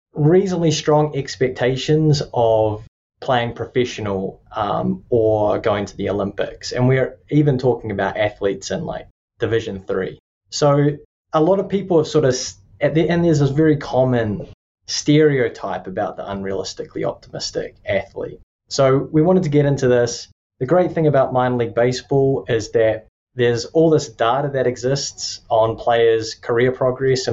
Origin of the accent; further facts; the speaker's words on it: New Zealand; accent: Kiwi; moved away as an adult; also born or lived in Tallahassee, Florida / Lubbock, Texas; now in Florida, United States; I'm from Aotearoa or New Zealand